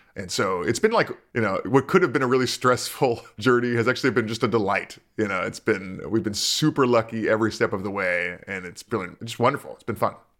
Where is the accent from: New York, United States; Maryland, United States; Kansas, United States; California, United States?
California, United States; Culver City; I grew up in Culver City.